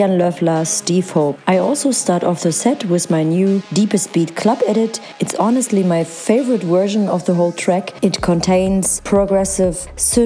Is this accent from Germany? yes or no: yes; Blankenburg, Germany; moved away; I will play in my hometown